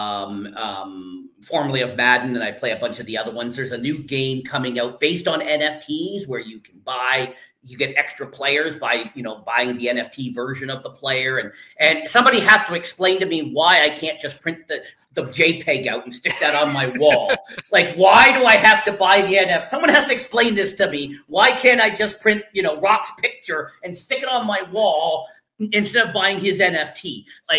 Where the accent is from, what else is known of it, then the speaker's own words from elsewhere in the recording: Canada; I'm Canadian